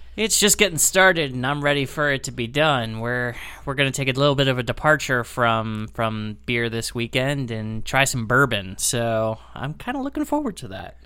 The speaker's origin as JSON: {"language": "English", "town": "Lancaster", "region": "Pennsylvania", "country": "United States", "tie": "born or raised there", "moved": "yes", "lives_now": "Chicago area, United States", "said": "my hometown of Lancaster, Pennsylvania"}